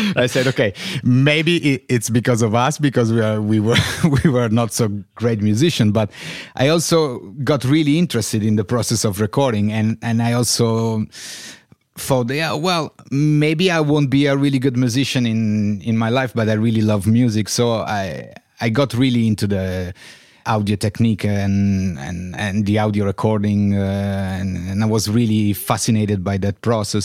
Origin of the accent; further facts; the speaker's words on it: Turin, Piedmont, Italy; English is a second language; moved away as an adult; also born or lived in Berlin; I was born in Turin uh, in 77, ah. 1977. And yes, I grew up here